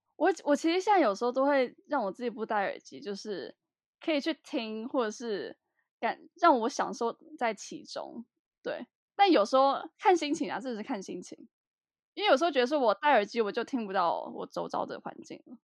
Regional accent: Taiwan; 我们是三个来自台湾的大学生，然后我们都在纽约大学阿布达比分校读书

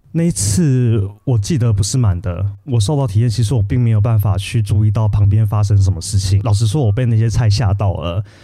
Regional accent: Taiwan; also born or lived in Paris, France; 我们台湾人广义中文就是欧洲加美国

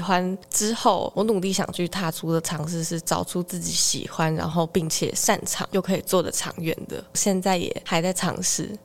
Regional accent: Zhudong, Hsinchu County, Taiwan; 我来自竹东

